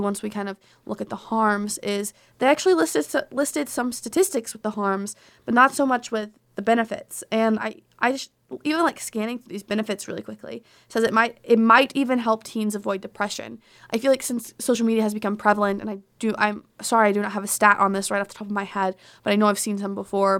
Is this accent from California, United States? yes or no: no; Arkansas, United States; moved away; in my home state of Arkansas